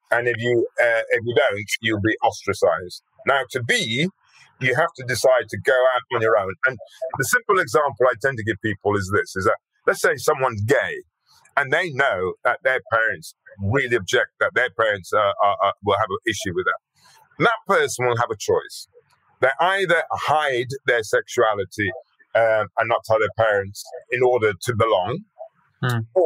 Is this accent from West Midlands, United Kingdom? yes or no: yes; Birmingham, West Midlands, United Kingdom; accent: Brummie; being brought up in Birmingham, I knew that if I didn't do something about my accent going around like a Brummie, that would sort of be that would get in, in, in the way. So I deliberately, deliberately changed my accent.